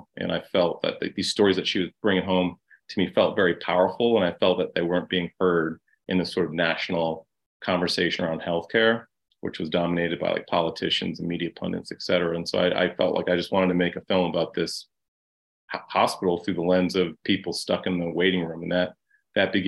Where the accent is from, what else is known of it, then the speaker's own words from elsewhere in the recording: Boston, Massachusetts, United States; also born or lived in Ohio; I was adopted by a black family in Ohio. We moved to Boston